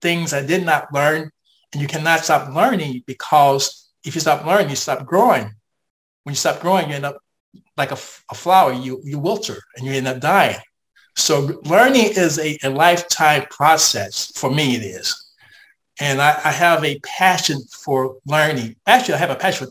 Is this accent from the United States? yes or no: yes; United States; as an American